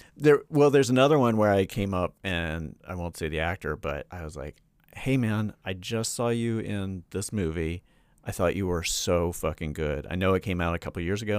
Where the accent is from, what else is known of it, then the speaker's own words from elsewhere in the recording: Charlotte, North Carolina, United States; moved away; I'm from, I'm from North Carolina. I'm from Charlotte